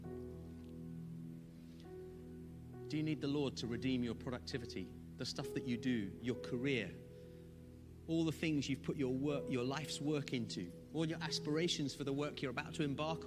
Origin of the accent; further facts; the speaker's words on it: Zimbabwe; now in United Kingdom; I'm from Zimbabwe. I feel like a fish out of water in the UK still.